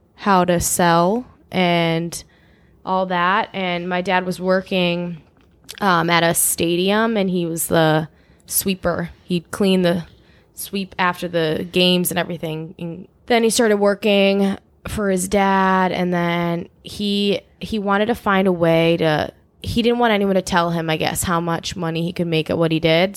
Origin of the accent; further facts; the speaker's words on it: Chicago suburbs, Illinois, United States; also born or lived in Los Angeles; I'm from Chicagoland, Chicago suburbs, like, the northwest suburbs area.